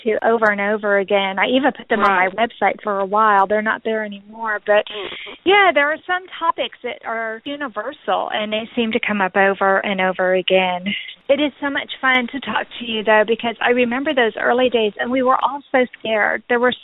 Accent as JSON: {"language": "English", "region": "Texas", "country": "United States", "also_born_or_lived": "Florida", "said": "I was originally from Texas."}